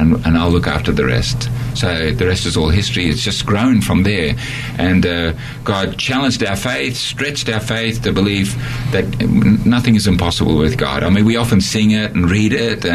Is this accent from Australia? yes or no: yes; Australia; moved away as an adult; also born or lived in Netherlands; now in Borneo; I'm an Australian, and I lived in Holland for 10 years, and then went back to Australia